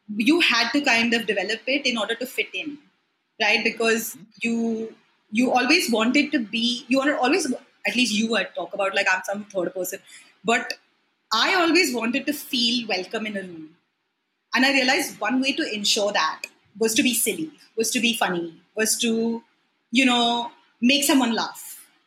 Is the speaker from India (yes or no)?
yes; Mumbai, Maharashtra, India; I was born in Mumbai